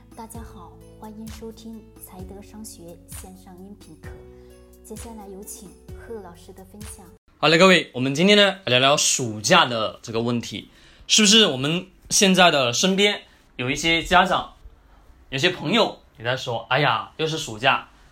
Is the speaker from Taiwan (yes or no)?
no; China; 我们中国人